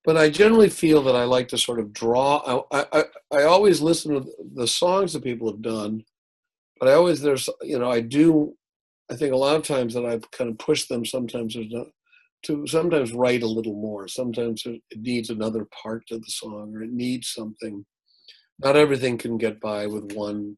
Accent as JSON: {"language": "English", "town": "Milwaukee", "region": "Wisconsin", "country": "United States", "said": "I was from Milwaukee"}